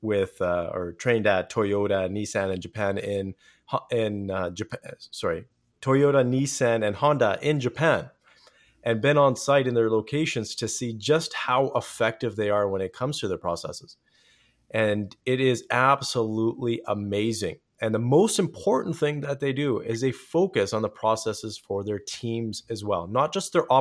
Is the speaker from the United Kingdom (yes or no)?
no; Canada; I'm Canadian, so I say processes.